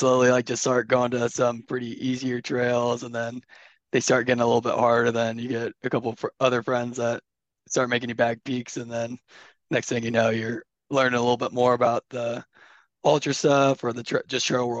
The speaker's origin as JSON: {"language": "English", "town": "Salt Lake City", "region": "Utah", "country": "United States", "said": "I'm from Salt Lake City, Utah."}